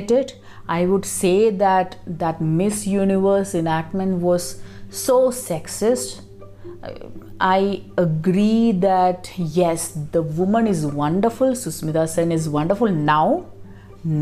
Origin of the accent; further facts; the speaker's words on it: Kerala, India; I come from Kerala, a relatively empowered state.